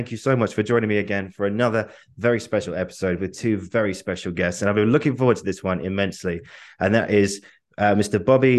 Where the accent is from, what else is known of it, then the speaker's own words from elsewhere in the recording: Welsh, Wales, United Kingdom; I am Welsh myself, I don't speak it.